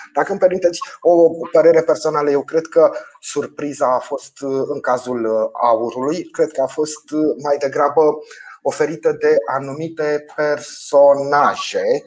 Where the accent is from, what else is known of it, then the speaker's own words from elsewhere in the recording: Romania; ca român